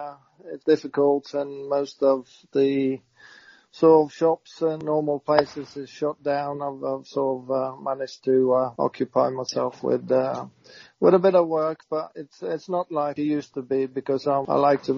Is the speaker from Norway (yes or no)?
yes; Norway; born or raised there; moved away